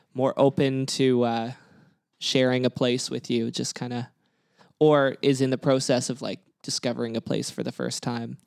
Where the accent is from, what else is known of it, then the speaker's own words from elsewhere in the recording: Kelowna, British Columbia, Canada; now in Vancouver, Canada; I'm from Kelowna, which isn't too far away